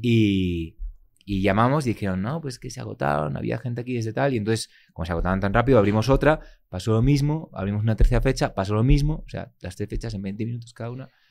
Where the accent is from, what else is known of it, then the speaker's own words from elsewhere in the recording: Barcelona, Catalonia, Spain; También soy de Barcelona